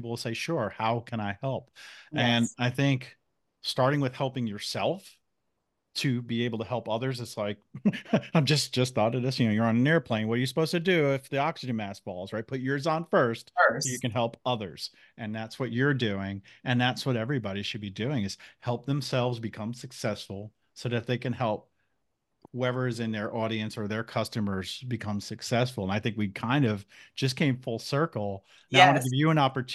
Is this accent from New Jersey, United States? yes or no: yes; New Jersey, United States; now in North Carolina, United States; I grew up in New Jersey, now in North Carolina